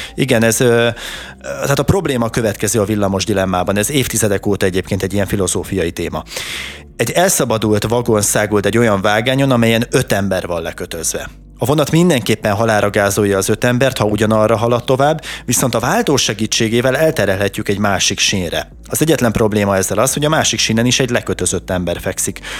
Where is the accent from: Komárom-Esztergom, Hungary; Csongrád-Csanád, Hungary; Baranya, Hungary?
Komárom-Esztergom, Hungary; Tata; én tataiként